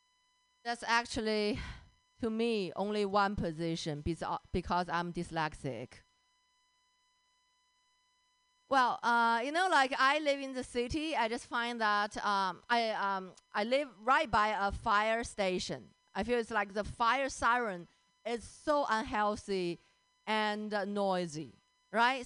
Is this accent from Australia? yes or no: no; China; English is a second language; moved away; I grew up in China